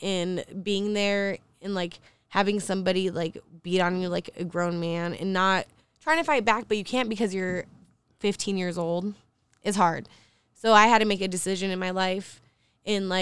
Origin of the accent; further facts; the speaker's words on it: Spokane, Washington, United States; also born or lived in Everett, Washington; I'm actually from Spokane, Washington. I was born in Everett.